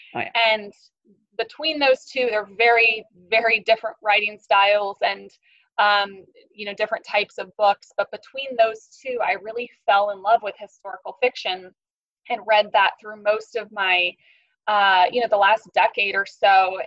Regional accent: Kansas, United States; moved away as an adult; also born or lived in Wichita, Kansas; now in St. Petersburg, United States; I am from Kansas, which is smack dab in the middle of the United States. I was born in essentially Kansas City, which is the northeast part of the state

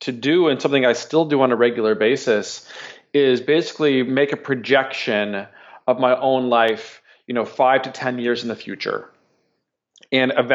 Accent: Minnesota, United States; I'm from the Midwest, from Minnesota

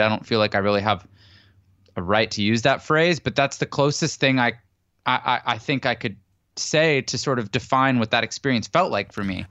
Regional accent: Canada; now in San Diego, United States; I'm Canadian originally and I live in San Diego now.

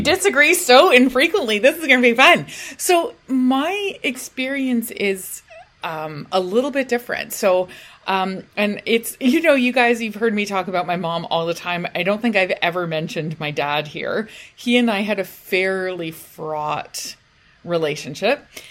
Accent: United Kingdom; we're British

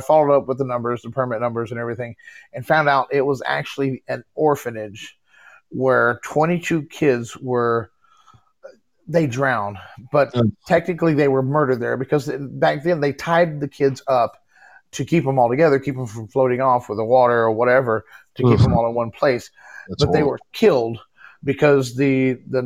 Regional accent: Texas, United States; also born or lived in Galveston, Texas; now in Illinois, United States; I'm originally from Texas, but I live in Illinois now.

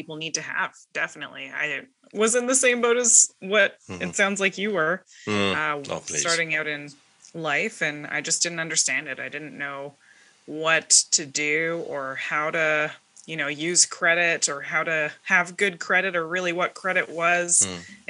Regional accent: southern British Columbia, Canada; I am from Pell River, BC

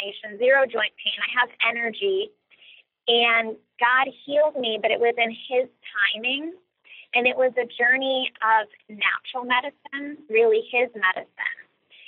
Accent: Cleveland, Ohio, United States; I'm originally from Cleveland, Ohio

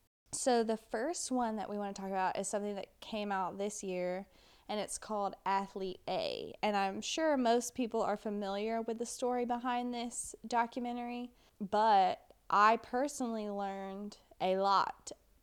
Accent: United States; as an American, I feel like we should all be familiar with.

